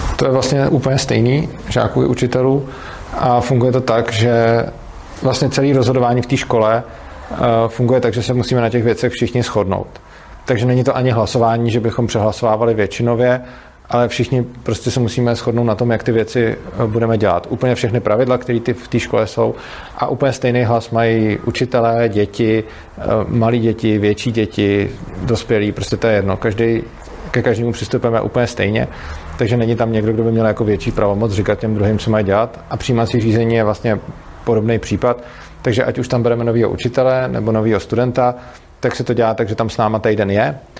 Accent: Prague, Czechia; jsem z Prahy a ta škola je v Brně

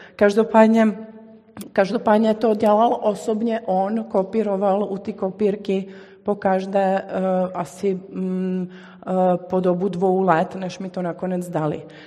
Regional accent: Belgrade, Serbia; moved away; já jsem vyrůstala v Bělehradě

